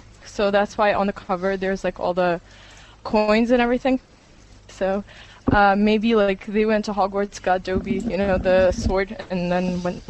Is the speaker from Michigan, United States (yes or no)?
no; Philadelphia, Pennsylvania, United States